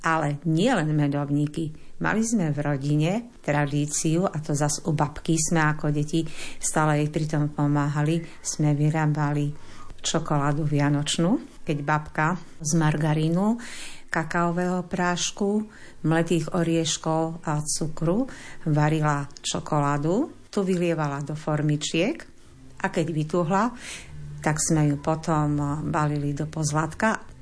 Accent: Kojšov, Košice Region, Slovakia; pochádzam z Kojšova. Bývam v Kojšova, som rodáčka z Kojšova.

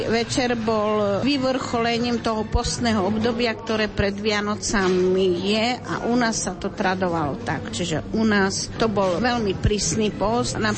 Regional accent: Slovakia; moved away; A tam napríklad v tej dedine, odkiaľ ja pochádzam, z Strine, ešte aj dneska slavia podľa julianského kalendára

